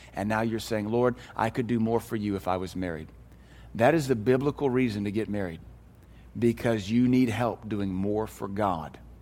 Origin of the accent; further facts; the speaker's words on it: United States; We as American Christians